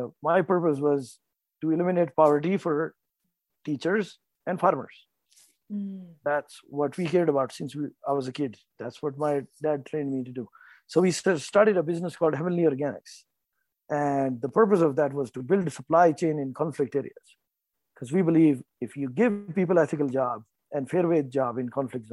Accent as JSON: {"language": "English", "region": "North India", "country": "India", "tie": "born or raised there", "said": "I was born and raised in North India"}